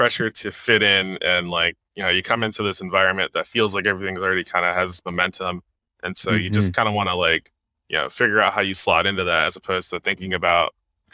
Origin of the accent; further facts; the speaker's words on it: New Jersey, United States; now in Kirkland, United States; I'm from Jersey, but I've been here for like 10 years